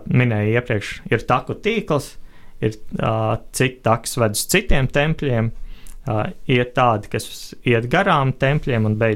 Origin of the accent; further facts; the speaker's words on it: Latvia; es esmu otrais no Latvijas